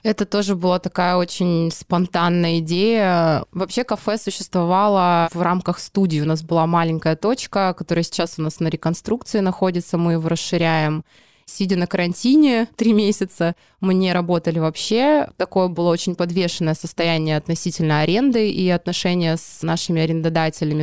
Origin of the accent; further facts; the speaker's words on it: Petropavlovsk-Kamchatsky, Kamchatka Krai, Russia; moved away as an adult; now in Saint Petersburg, Russia; родилась в городе Петропавловск-Камчатский